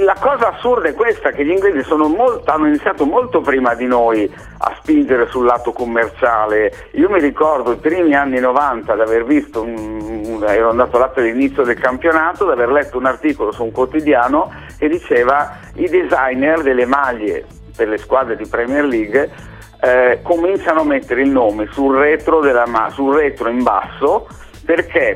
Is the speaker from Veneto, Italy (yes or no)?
no; Bologna, Emilia-Romagna, Italy; io abitando a Bologna, non sono mai stato tipo di Bologna, ma sono cresciuto a Bologna